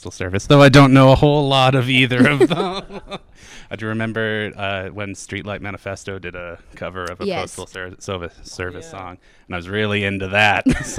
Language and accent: English; Hinton, Alberta, Canada; I'm from Hinton